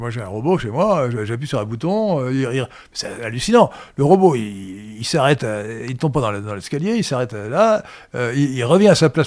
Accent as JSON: {"language": "French", "town": "Kenitra", "region": "Rabat-Salé-Kénitra", "country": "Morocco", "tie": "born there", "said": "C'est pour ça que je suis né à Port-Lioté, aujourd'hui Kenitra."}